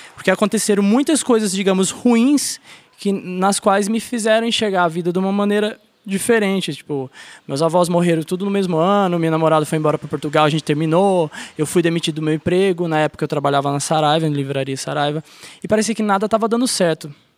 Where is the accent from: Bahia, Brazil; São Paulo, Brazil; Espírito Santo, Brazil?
São Paulo, Brazil; São José dos Campos; eu nasci em São Paulo, em São José dos Campos, interior, Vale do Paraíba.